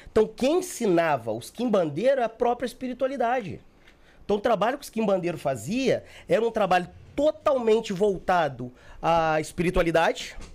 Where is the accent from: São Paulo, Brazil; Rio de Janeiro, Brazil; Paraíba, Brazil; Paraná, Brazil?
Rio de Janeiro, Brazil; Sou do Rio, sou do Rio.